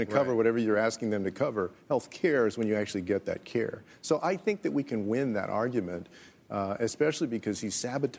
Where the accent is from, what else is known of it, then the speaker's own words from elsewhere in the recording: Texas, United States; my home state of Texas